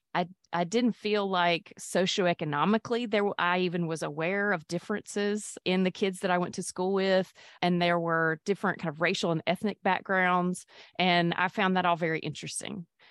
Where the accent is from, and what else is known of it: Mississippi, United States; born or raised there; also born or lived in Pascagoula, Mississippi / Petal, Mississippi / Jackson, Mississippi; now in Hattiesburg, United States